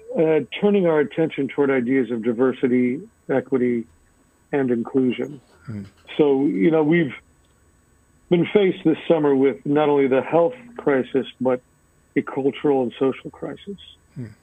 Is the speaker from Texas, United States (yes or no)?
yes; El Paso, Texas, United States; moved away as an adult; also born or lived in Dallas, Texas / Boston, Massachusetts; now in New England, United States; I grew up in El Paso, Texas, and then I went to moved to Dallas in 1990 to go to grad to go to undergrad